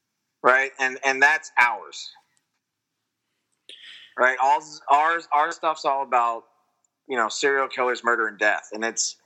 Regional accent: Mechanicsburg, Pennsylvania, United States; a date here in my hometown of Mechanicsburg

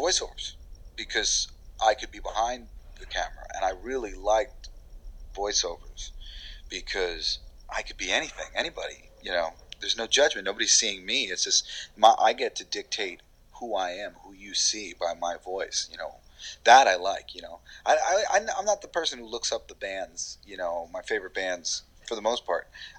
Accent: New York, United States; accent: New York; Like, I'm from fucking New York. Remember, I'm trying to get my New York accent back whenever possible, because like I got rid of it to be a voiceover actor, be a host or whatever.

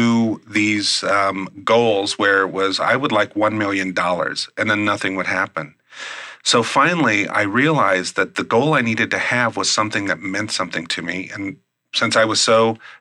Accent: Midwest, United States; I'm from the Midwest.

